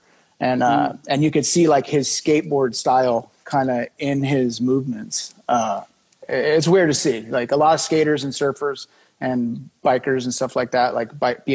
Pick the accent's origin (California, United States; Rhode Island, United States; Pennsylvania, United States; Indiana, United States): California, United States; Imperial Beach; also born or lived in Chula Vista, California; now in Washington, D.C. area, United States; I was born in Chula Vista, like where Brian Bell and all them were from. And then I grew up in Imperial Beach, which is right next to it